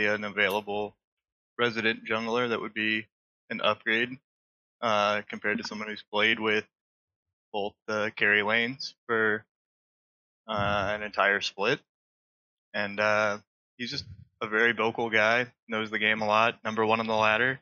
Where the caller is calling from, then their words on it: Fort Myers, Florida, United States; I'm calling from Fort Myers, Florida.